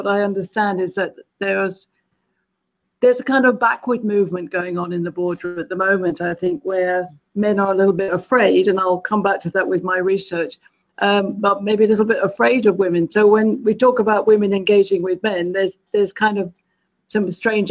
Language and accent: English; London, United Kingdom; moved away as an adult; also born or lived in Malaysia; now in California, United States; I'm a Londoner.